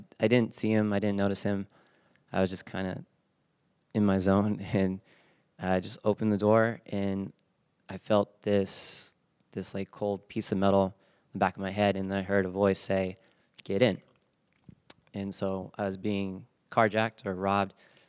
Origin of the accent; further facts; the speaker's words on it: San Bernardino, California, United States; also born or lived in Fullerton; I grew up in San Bernardino